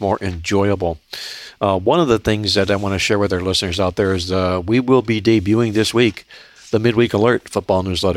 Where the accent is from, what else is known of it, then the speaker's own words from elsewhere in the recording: Cleveland, Ohio, United States; I was from Cleveland, Ohio